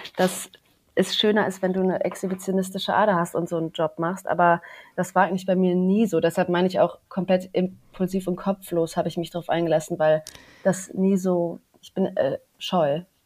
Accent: Cologne, North Rhine-Westphalia, Germany; moved away; also born or lived in Düsseldorf; Ich habe damals noch in Köln gelebt, also ich komme aus Köln übrigens

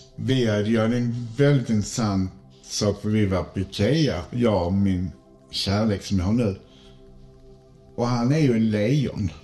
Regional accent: Malmö, Skåne, Sweden; Jag är född i Malmö

